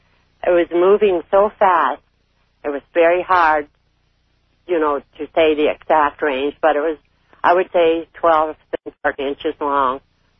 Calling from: Canada; I'm calling from Canada.

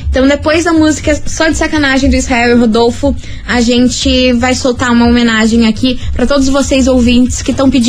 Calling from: Paraná, Brazil; sou do Campo Comprido.

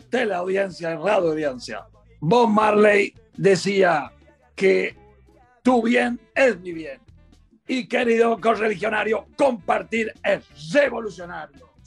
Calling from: La Serena, Coquimbo, Chile; Hola, Boli. … de La Serena.

